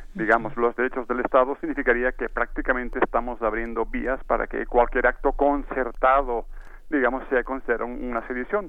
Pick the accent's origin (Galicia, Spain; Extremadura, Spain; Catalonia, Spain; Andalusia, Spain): Catalonia, Spain; en mi tierra